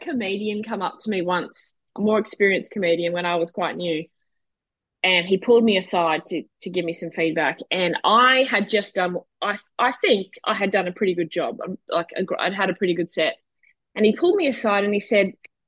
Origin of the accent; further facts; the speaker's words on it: Brisbane, Queensland, Australia; also born or lived in Perth; So I was born in Brisbane. Lived there almost my entire life, except for a couple of short stints